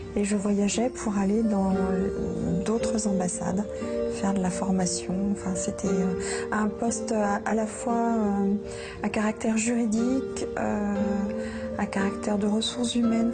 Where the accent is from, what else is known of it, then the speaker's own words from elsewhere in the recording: Lyon, Auvergne-Rhône-Alpes, France; moved away as an adult; also born or lived in Pantin; now in Paris region, France; Nous avons déménagé et j'ai grandi à Lyon.